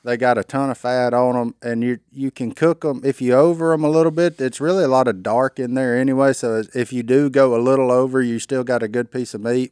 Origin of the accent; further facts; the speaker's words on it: Louisiana, United States; I'm a redneck from Louisiana.